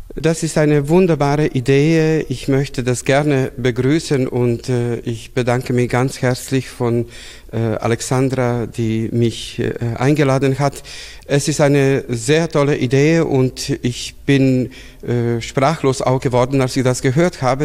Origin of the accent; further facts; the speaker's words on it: Bela Crkva, Vojvodina, Serbia; moved away as an adult; also born or lived in Novi Sad, Serbia / Belgrade, Serbia; now in Augsburg, Germany; Ich bin in Weißkirchen geboren, aufgewachsen, in Novi Sad studiert.